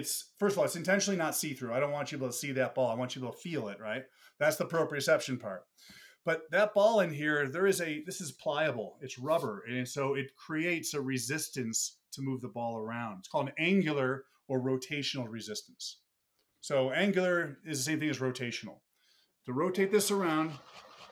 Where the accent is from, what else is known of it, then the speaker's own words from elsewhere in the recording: Buffalo, New York, United States; moved away; I'm from Buffalo originally